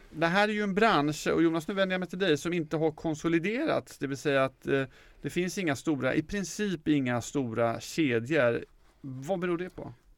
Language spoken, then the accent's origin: Swedish; Motala, Östergötland, Sweden; Jag är ju från Motala